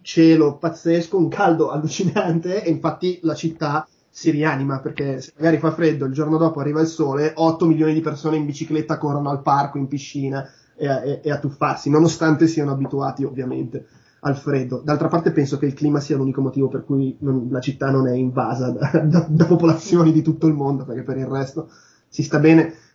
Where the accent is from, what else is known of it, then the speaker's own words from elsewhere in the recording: Milan, Lombardy, Italy; moved away as an adult; also born or lived in Munich, Germany; da milanese